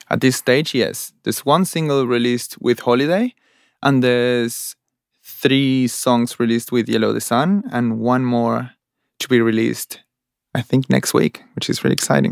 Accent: Buenos Aires, Argentina; moved away as an adult; now in Australia; I'm from Argentina, Buenos Aires, Argentina, and I came to Australia four years ago

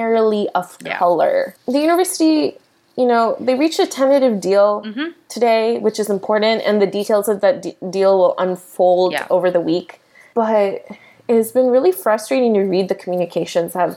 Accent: Midwest, United States; moved away; we are both from the Midwest

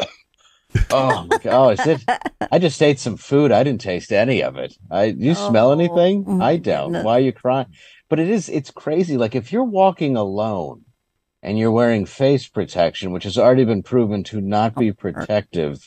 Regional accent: Michigan, United States; I grew up in Michigan

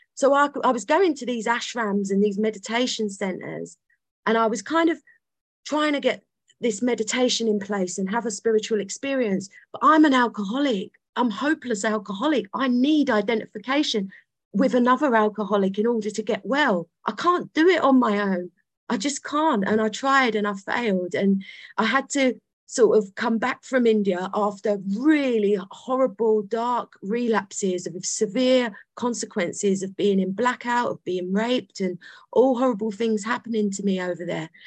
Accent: London, United Kingdom; I was born in London. I was I'm from South London

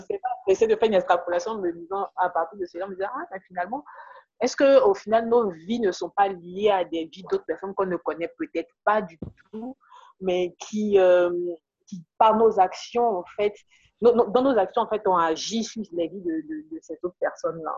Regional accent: Côte d’Ivoire; en tant qu'ivoirien

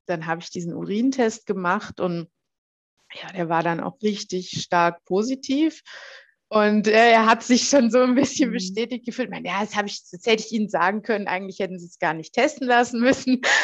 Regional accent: Heilbronn, Baden-Württemberg, Germany; dann bin ich erstmal wieder zurück in meine Heimatstadt nach Heilbronn

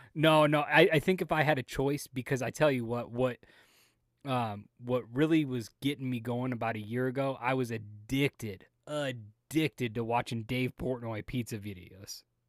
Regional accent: Las Vegas, Nevada, United States; moved away; I grew up in Las Vegas

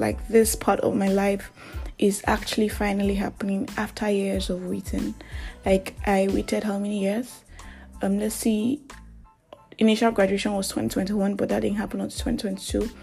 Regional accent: Nigeria; I am that Nigerian Christian talkaholic

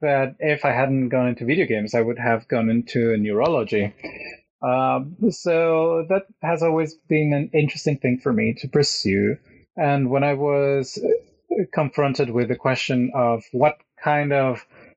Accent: Mexico; moved away as an adult; also born or lived in Mexico City / Querétaro / Cologne, Germany; now in Norway; I come from Mexico

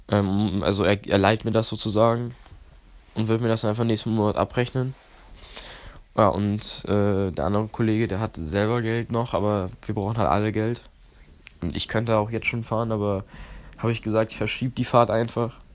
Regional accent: Poland; now in Germany; Weil ich komme ja ursprünglich aus Polen. Meine Mom und mein Dad kommen beide aus äh, Stettin.

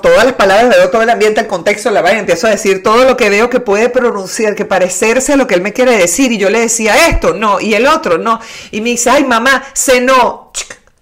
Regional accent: Caracas, Capital District, Venezuela; now in Buenos Aires, Argentina; yo soy caraqueña

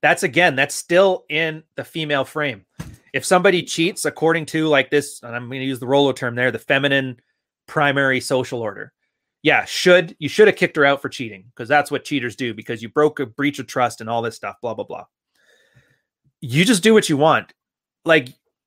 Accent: Edmonton, Alberta, Canada; moved away; I'm a prairie boy. I was from Edmonton, Alberta. I ain't never going back

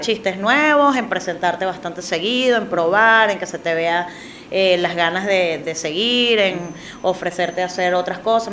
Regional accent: Caracas, Capital District, Venezuela; yo también ahora siendo caraqueña

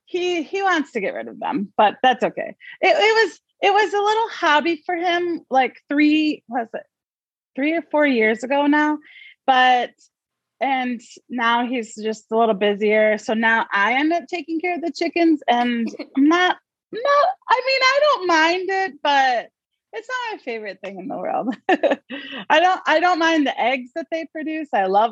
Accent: Gaylord, Michigan, United States; I am from Gaylord, Michigan. I've lived here almost my whole life. I left for 2 years and then came back. So I've lived here a long time. Grew up, it's like a small town and everyone knows everybody

